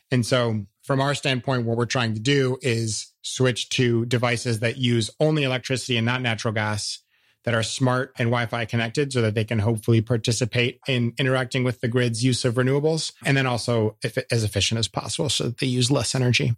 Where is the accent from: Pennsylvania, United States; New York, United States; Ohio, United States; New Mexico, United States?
Ohio, United States; Cleveland; also born or lived in Dayton, Ohio; growing up in Northern Ohio